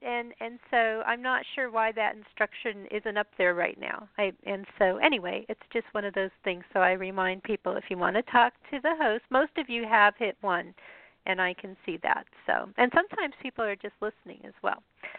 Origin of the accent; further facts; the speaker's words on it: Colorado, United States; also born or lived in Chicago area; I'm from Colorado, so I kind of keep track